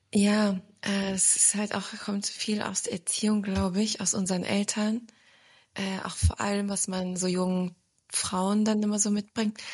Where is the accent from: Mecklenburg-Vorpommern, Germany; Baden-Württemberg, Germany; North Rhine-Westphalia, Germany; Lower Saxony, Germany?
Lower Saxony, Germany; Braunschweig; moved away as an adult; also born or lived in Wiesbaden; now in Stuttgart, Germany; ich bin ja in Braunschweig aufgewachsen